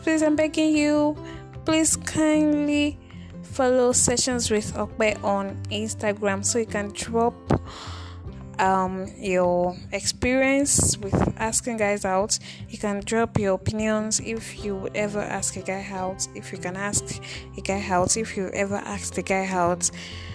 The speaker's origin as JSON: {"language": "English", "country": "Nigeria", "said": "in Nigeria, as a Nigerian babe"}